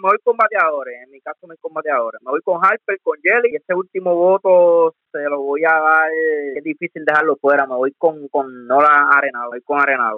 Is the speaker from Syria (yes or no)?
no; Coamo, Puerto Rico; no es porque sea de mi pueblo